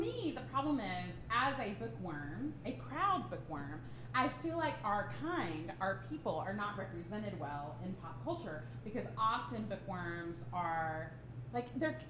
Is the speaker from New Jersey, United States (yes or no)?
no; Alabama, United States; I'm from Alabama.